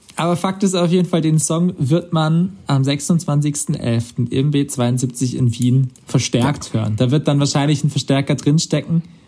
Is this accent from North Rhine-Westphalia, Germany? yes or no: no; Karlsruhe, Baden-Württemberg, Germany; now in Swabia, Germany; in meinem Ursprungsheimatort ist Karlsruhe. Das ist dann wieder badisch